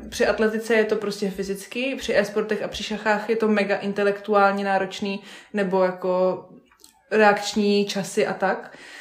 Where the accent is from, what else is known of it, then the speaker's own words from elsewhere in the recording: Vysočina Region, Czechia; U nás doma na Vysočině, na rybníčkách